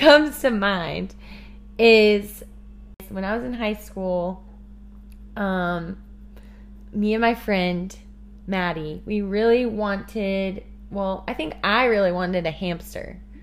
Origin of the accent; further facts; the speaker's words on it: Kansas City, Missouri, United States; I'm from Kansas City, Missouri